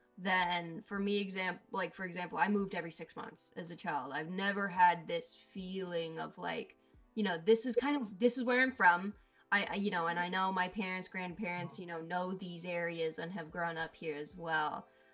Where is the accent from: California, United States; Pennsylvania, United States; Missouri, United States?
California, United States; Los Angeles; born or raised there